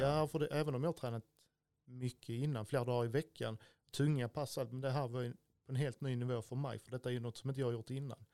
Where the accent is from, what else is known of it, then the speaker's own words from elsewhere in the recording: Stidsvig, Skåne, Sweden; also born or lived in Örkelljunga area (born in Örsjö); Och sen är jag uppvuxen i Stidsvig utanför Klippan